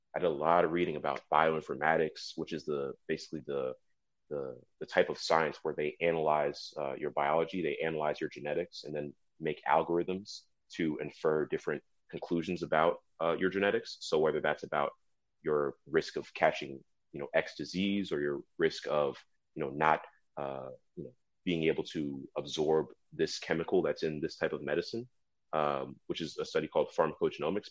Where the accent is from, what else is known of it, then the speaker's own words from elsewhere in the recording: New Jersey, United States; I was born and raised in New Jersey.